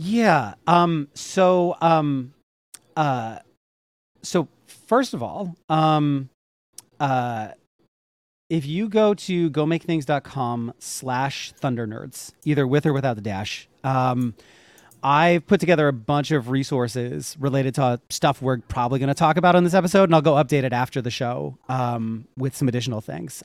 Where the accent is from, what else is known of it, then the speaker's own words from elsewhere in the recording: Northeast, United States; I grew up in the Northeast.